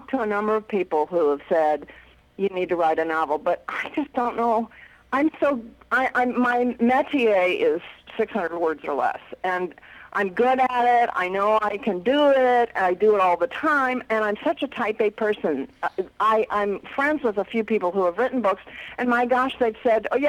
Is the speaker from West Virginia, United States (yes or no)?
yes; West Virginia, United States; I grew up in West Virginia